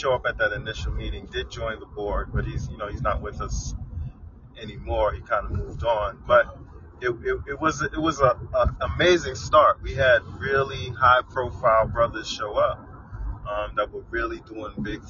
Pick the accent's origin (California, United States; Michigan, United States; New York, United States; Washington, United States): New York, United States; New York City; I'm definitely Brooklyn born, Brooklyn raised, here all my life